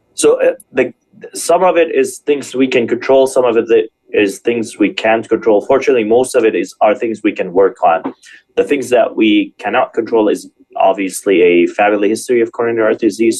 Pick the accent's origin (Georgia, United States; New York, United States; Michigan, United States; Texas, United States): Michigan, United States; moved away; also born or lived in Springfield, Illinois / California; I'm actually from Michigan